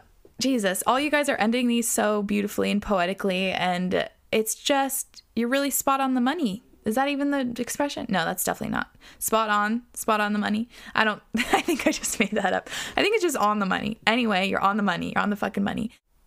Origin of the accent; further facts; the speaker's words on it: Australia; My parents are from India, but I was born in Australia and have been living here ever since.